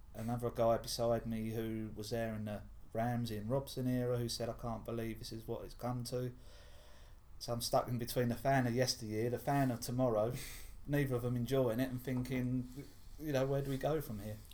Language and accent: English; Clacton-on-Sea, East of England, United Kingdom; I come from Clacton and see I see the beach nearly every day